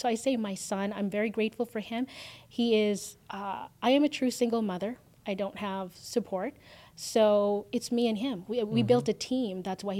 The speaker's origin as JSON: {"language": "English", "country": "Canada", "lives_now": "United States", "said": "the freedom that we have here in the U.S., I fought for that, and I'm Canadian"}